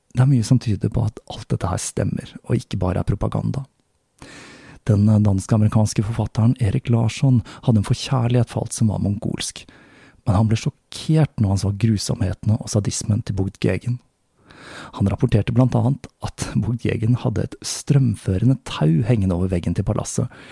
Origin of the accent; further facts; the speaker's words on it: Oslo, Norway; moved away; tilbake til min hjemby Oslo